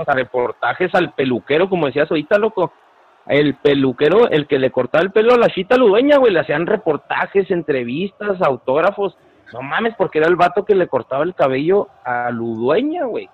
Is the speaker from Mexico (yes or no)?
yes; Ciudad Juárez, Chihuahua, Mexico; nosotros que somos de Juárez